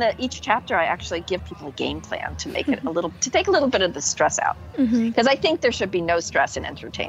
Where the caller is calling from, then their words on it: Umbria, Italy; I'm speaking here from Umbria, my house in Italy, in the countryside